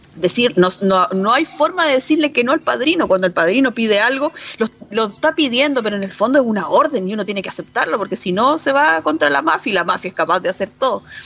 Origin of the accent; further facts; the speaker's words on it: Chile; nosotros como chilenos